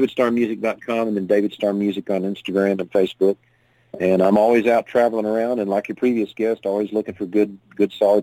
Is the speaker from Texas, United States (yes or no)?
no; Fayetteville, Arkansas, United States; moved away as an adult; also born or lived in Aspen, Colorado; I was born and raised in Fayetteville, Arkansas